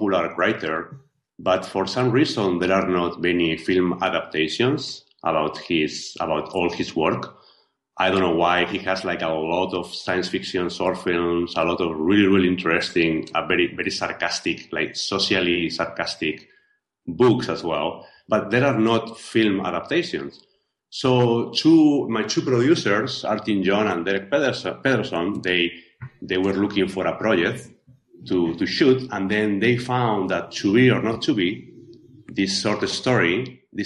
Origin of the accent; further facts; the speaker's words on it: Spain; accent: Spanish; English is a second language; moved away as an adult; I am original from Spain, as you can hear from my accent. You know, I've been living out of Spain for 15 years